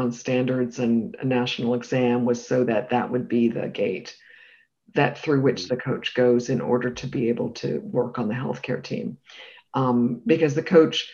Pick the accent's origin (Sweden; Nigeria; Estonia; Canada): Canada; also born or lived in United Kingdom; now in United States; as a Canadian who also lived in the UK